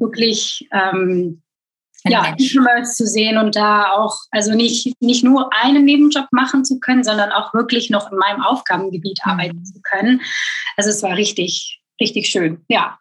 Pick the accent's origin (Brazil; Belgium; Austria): Belgium; moved away as an adult; also born or lived in Hamburg area, Germany; now in Germany; ich geboren und aufgewachsen bin in Belgien